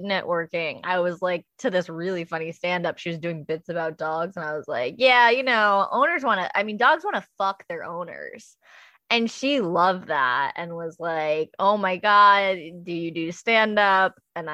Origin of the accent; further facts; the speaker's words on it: the Northeast, upstate New York, United States; I'm from the Northeast